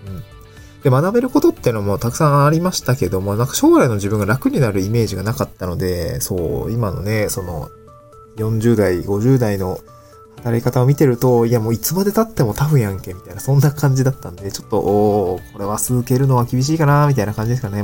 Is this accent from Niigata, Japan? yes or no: yes; Niigata, Japan; moved away as an adult; also born or lived in Aomori / Tokyo; now in Awaji Island, Japan; 新潟で生まれて新潟を離れ、えー、青森に行って、青森で4年間学んで